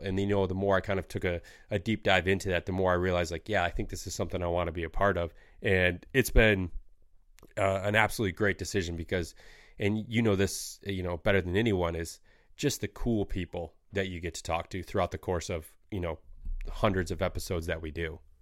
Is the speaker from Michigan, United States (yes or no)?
yes; Michigan, United States; growing up in Michigan